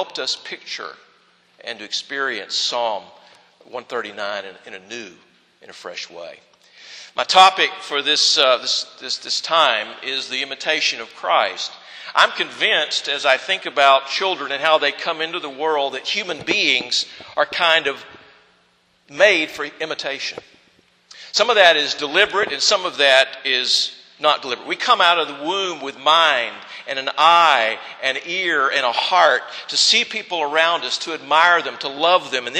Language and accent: English; the South, United States; accent: southern; first language English; I wanted to be born in the United States of America, or that I wanted to speak English as my first language, or that I would want to take on the accent of the southern states